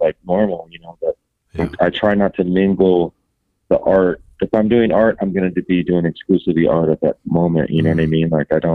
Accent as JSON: {"language": "English", "town": "Long Beach", "region": "California", "country": "United States", "tie": "born or raised there", "said": "a bunch of the homies work here that I grew up with tattooing in Long Beach like my whole life"}